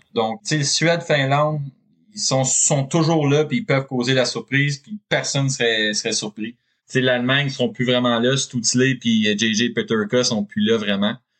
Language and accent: French; Canada; je suis Canadien